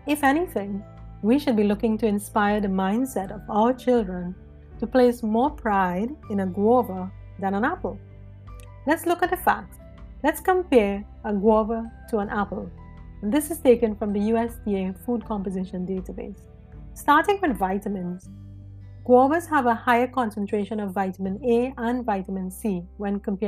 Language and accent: English; Trinidad & Tobago; I was born and raised in Trinidad and Tobago, Pinal to be exact